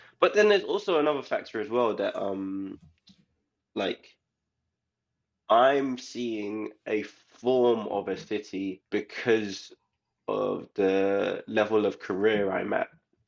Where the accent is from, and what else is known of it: London, United Kingdom; born or raised there; moved away as an adult; also born or lived in Leicester; now in Santa Monica, United States